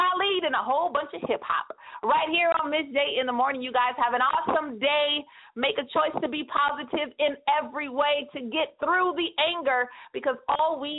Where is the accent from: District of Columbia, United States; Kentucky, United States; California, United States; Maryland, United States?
California, United States; 209 is on lock, and I know that's my hometown